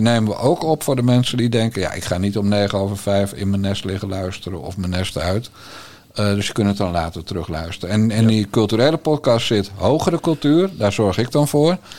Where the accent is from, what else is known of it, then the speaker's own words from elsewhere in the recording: Bergambacht, South Holland, Netherlands; ik ben opgegroeid in Bergambacht, dat weet je, in de Waard